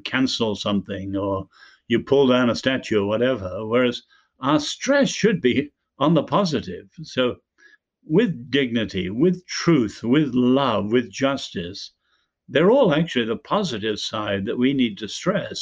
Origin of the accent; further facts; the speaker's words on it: Ireland; we're both Irish